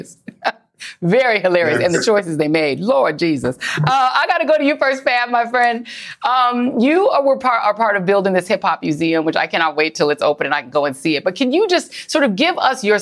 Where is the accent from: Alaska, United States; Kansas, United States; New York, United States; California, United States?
New York, United States; New York City; I'm from Brooklyn originally.